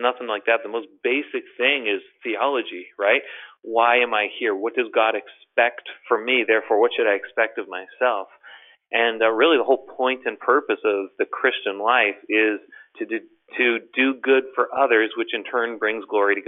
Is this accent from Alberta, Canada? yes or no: no; Toronto, Ontario, Canada; I'm from Toronto, Canada